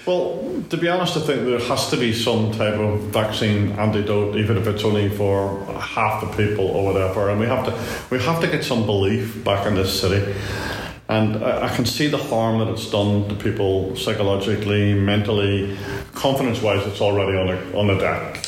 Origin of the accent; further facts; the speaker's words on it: Ireland; moved away as an adult; also born or lived in London; being uh, Irish or seen as being Irish and it, it, it, wasn't easy in the 70s